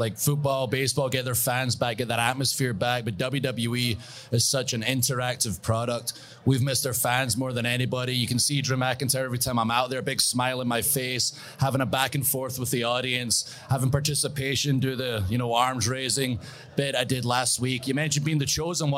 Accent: Scotland, United Kingdom; I'm Scottish

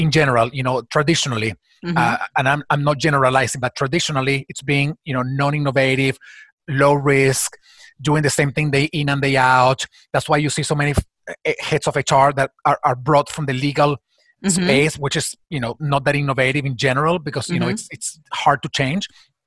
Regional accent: Venezuela; moved away as an adult; my country, my home country, or my birth country, Venezuela

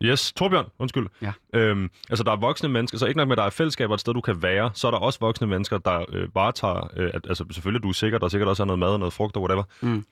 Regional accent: Copenhagen, Capital Region of Denmark, Denmark; jeg er selv fra Østerbro

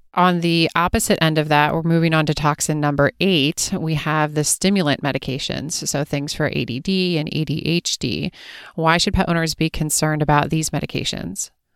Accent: East Coast, United States; I grew up on the East Coast

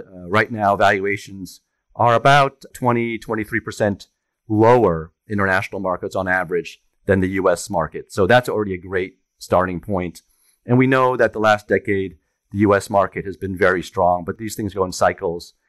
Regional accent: France; also born or lived in Germany; now in New York, United States; I grew up in France, and I was born in Germany.

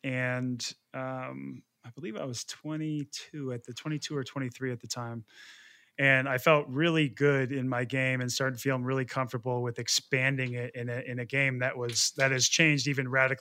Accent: right outside of Portland, Oregon, United States; I grew up in right outside of Portland, Oregon

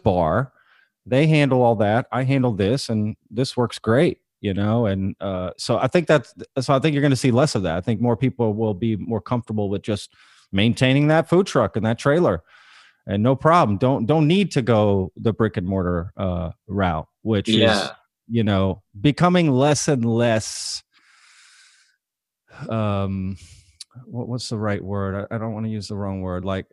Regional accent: Dallas, Texas, United States; moved away as an adult; also born or lived in Austin, Texas / Lancaster, Pennsylvania; I'm from the Dallas area originally

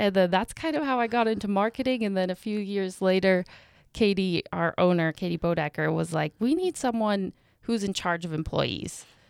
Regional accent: Helena, Montana, United States; I'm from Helena.

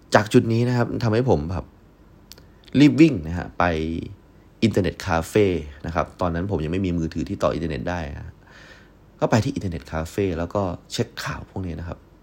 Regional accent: Yala, Thailand; moved away as an adult; ที่ผมกลับไปที่ยะลา

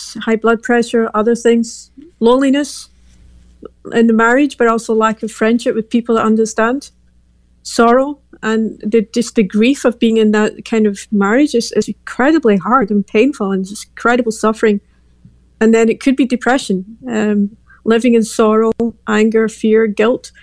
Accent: Glasgow, Scotland, United Kingdom; moved away as an adult; now in Belgium; I'm from Glasgow, Scotland.

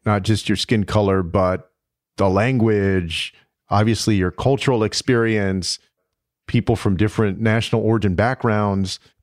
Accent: Texas, United States; Texas, my home state

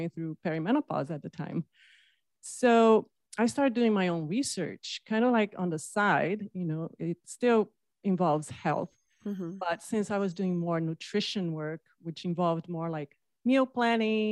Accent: Brazil; moved away as an adult; now in United States; I'm from Brazil, from the coast side.

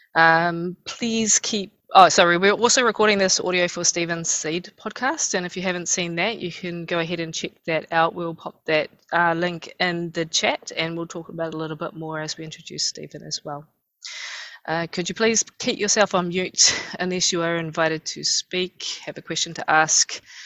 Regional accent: Rotorua, Bay of Plenty, New Zealand; I hail from Rotorua

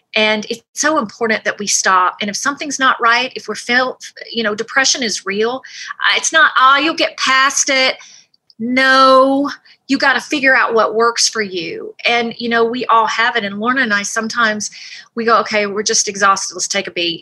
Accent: United States; I'm from the States

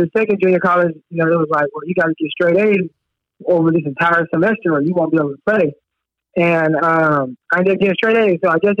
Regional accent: Scottsdale, California, United States; because I grew up in Scottsdale, California, and my most of my family are from San Jose.

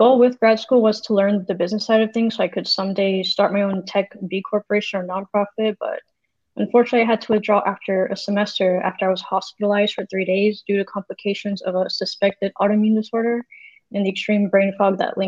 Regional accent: Florida, United States; now in California, United States; I'm a software engineering student at Western Governors University. I grew up in Florida and currently live in California.

